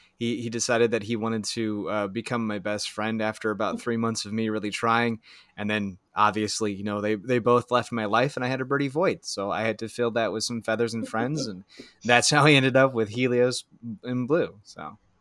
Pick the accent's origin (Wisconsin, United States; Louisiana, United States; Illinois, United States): Wisconsin, United States; central; I'm from central Wisconsin in the United States of America